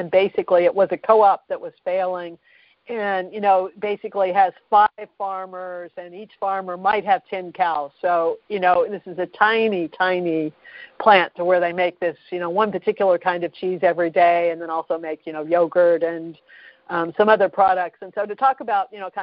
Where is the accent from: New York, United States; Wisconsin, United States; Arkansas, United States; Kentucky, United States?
Kentucky, United States; moved away as an adult; now in Boston, United States; I grew up in Kentucky